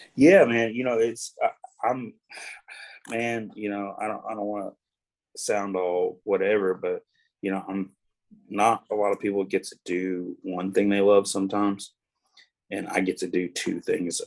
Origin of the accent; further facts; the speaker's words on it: Kingsland, Georgia, United States; moved away as an adult; now in Nashville, United States; I grew up in the best place anybody could ever grow up